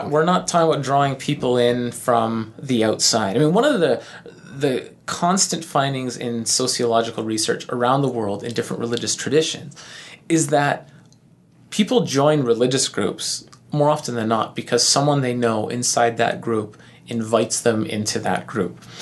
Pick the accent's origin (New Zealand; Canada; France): Canada; being the good, nice, polite Canadians that we are